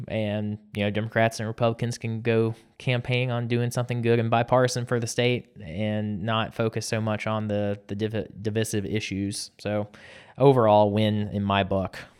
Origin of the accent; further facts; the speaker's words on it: South Georgia, United States; growing up in South Georgia